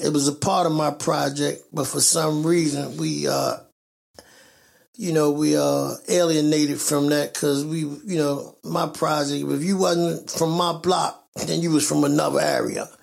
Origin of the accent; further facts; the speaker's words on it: Baltimore, Maryland, United States; I was born and raised in West Baltimore, Lexington, uh, Lexington Terrace uh, housing projects in West Baltimore